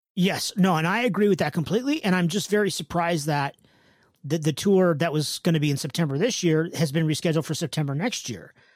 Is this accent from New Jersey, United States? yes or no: no; California, United States; I'm from California